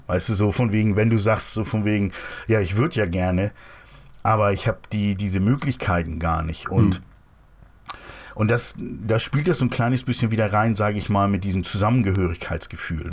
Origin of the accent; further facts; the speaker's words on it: Hamburg, Germany; Ich komme ja eigentlich aus Hamburg